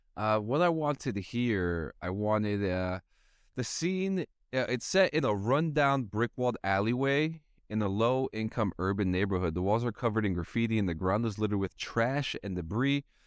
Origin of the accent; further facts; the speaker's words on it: New Jersey, United States; where I'm from growing up in New Jersey